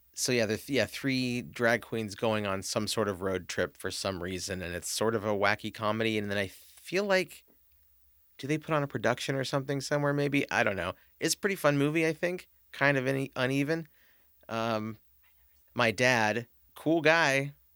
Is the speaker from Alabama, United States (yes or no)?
no; Los Angeles, California, United States; when I was growing up in Los Angeles